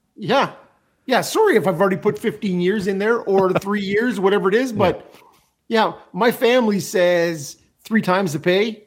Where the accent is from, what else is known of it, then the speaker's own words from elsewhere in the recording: Canada; as a Canadian hockey fan